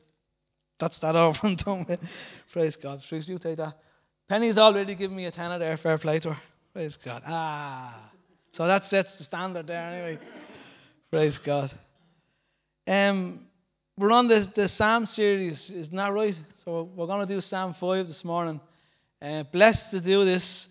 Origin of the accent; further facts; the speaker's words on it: Bray, County Wicklow, Ireland; out in Bray, my hometown